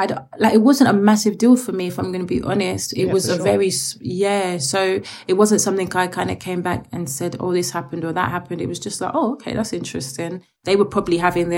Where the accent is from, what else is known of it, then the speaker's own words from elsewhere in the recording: Mitcham, London, United Kingdom; also born or lived in Ghana (ancestry); I grew up in Mitcham, and Mitcham Morden area